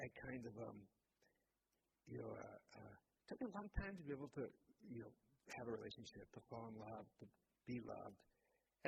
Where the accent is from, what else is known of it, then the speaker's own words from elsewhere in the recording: Massachusetts, United States; also born or lived in Mexico City; now in New York, United States; I grew up in Massachusetts, you know, from here, and always with this, like, deep sense of divided belonging between New England and Guatemala